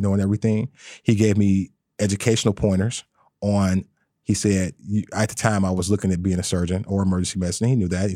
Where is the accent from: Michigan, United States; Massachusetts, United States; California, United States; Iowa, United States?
Michigan, United States; Detroit; I'm born and raised in Detroit